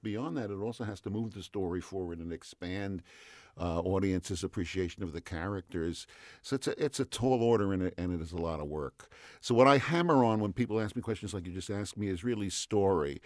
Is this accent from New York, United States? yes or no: yes; New York City, New York, United States; moved away as an adult; now in California, United States; I'm a New Yorker. I, okay. I grew up in Queens, and I came to California